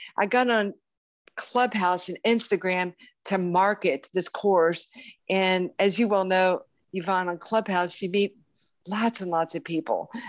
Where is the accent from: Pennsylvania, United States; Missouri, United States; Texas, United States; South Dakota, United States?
Texas, United States; Houston; my hometown of Houston, Texas